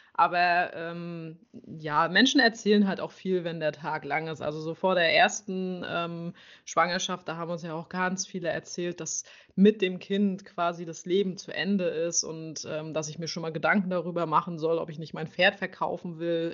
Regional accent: near Schwerin, Mecklenburg-Vorpommern, Germany; ich komme aus Mecklenburg-Vorpommern in der Nähe von Schwerin

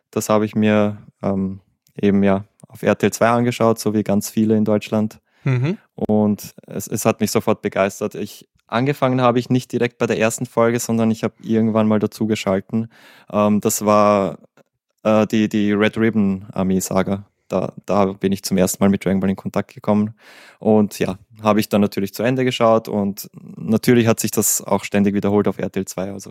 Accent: Vienna, Austria; Ich komme aus Wien. Das ist im schönen Österreich. Ich bin 29 Jahre alt.

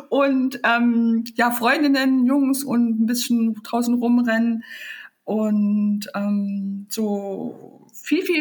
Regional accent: Leipzig, Saxony, Germany; Ja, ich komme aus Leipzig. Ich bin ein richtiges DDR-Kind.

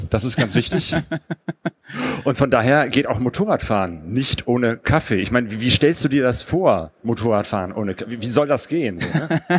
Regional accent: Bergisch Gladbach, North Rhine-Westphalia, Germany; also born or lived in Cologne; now in Essen, Germany; ich bin hier nicht aufgewachsen, sondern in Bergisch Gladbach

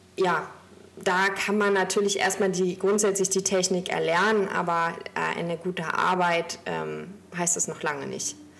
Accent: Stralsund, Mecklenburg-Vorpommern, Germany; now in Hamburg, Germany; Ich komme gebürtig aus Stralsund und habe dort mit 16 meine Ausbildung begonnen

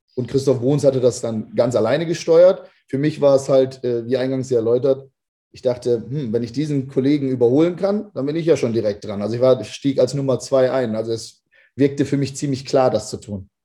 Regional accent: Lower Saxony, Germany; moved away as an adult; also born or lived in United States; Also ich komme ursprünglich aus Niedersachsen

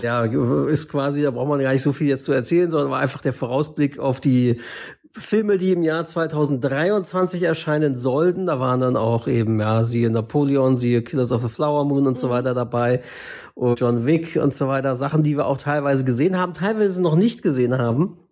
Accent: Northern Germany, Germany; selbst als Norddeutscher, der dann in Hamburg oder Norderstedt aufgewachsen ist oder so

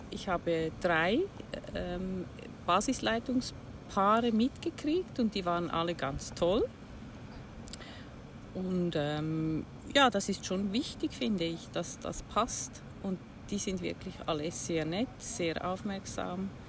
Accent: Switzerland; Ich komme aus der Schweiz bin 58 Jahre alt

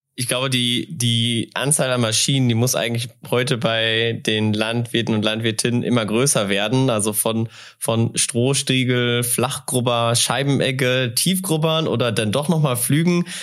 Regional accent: North Rhine-Westphalia, Germany; now in North Hesse, Germany; Ich bin nämlich auch ein Westfale, auch wenn ich jetzt in Nordhesse wohne

